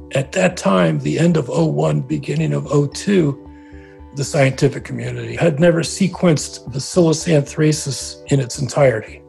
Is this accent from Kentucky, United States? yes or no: no; Trenton, New Jersey, United States; I grew up around Trenton, New Jersey